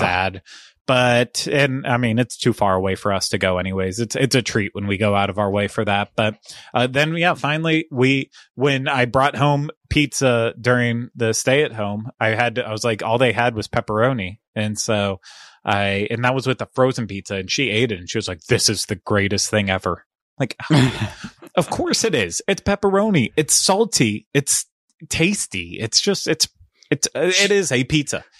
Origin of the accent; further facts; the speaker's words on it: Cincinnati, Ohio, United States; one of my hometown restaurants at Skyline Chili in the, in the Cincinnati, greater Cincinnati area